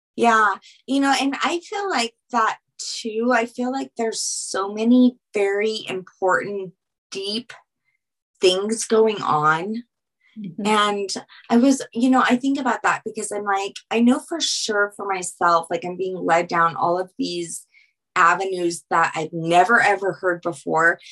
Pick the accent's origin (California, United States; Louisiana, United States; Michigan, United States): Louisiana, United States; I'm from Louisiana